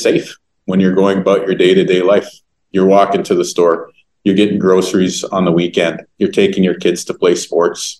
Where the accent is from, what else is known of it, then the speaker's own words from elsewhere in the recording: Winnipeg, Manitoba, Canada; growing up in Winnipeg over the years